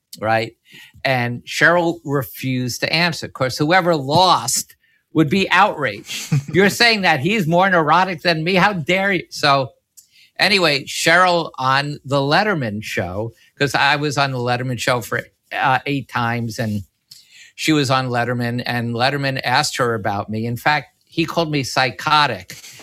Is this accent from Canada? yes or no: no; New York City, New York, United States; my youth and about growing up in Washington Heights